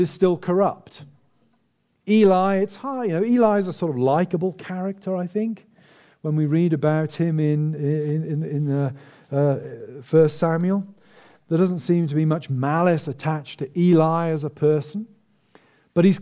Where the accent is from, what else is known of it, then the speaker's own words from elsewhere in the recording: United Kingdom; me as a British citizen